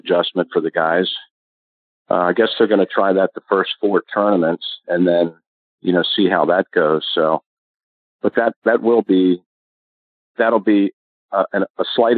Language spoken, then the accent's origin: English; Maryland, United States; I was from Maryland.